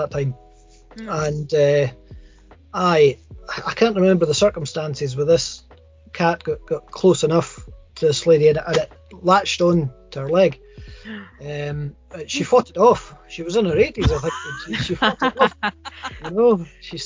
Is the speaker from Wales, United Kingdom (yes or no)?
no; West Highlands, Scotland, United Kingdom; I was raised in the West Highlands